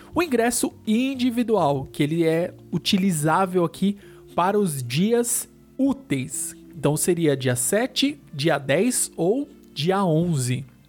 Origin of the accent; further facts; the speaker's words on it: São Paulo, Brazil; a gente é aqui de São Paulo